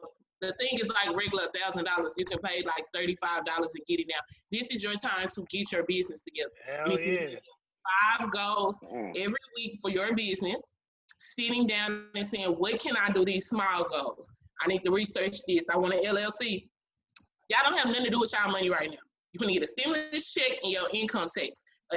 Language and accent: English; Dallas, Texas, United States; I'm from Oak Cliff